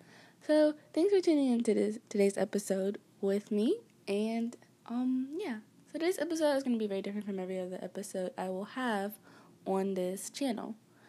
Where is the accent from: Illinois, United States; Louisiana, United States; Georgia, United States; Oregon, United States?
Georgia, United States; Atlanta; born there; I was born in Georgia, Atlanta, Georgia.